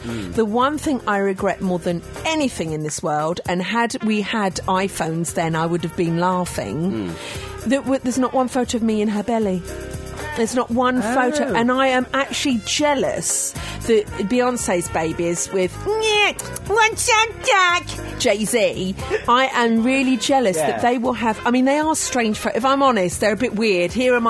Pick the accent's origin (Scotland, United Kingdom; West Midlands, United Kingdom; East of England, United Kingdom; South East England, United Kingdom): South East England, United Kingdom; Kent; I'm from Kent.